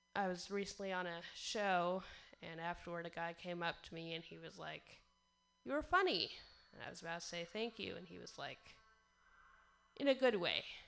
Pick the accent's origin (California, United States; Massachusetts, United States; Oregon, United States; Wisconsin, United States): Oregon, United States; Portland; I'm from Portland, Oregon